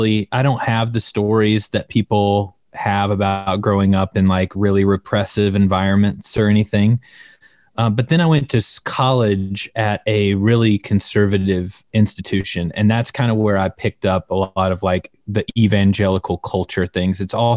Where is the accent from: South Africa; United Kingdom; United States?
United States; the South; I grew up in the South, kind of in a more traditional style Baptist churches, not Southern Baptist, but kind of like high church kind of Baptist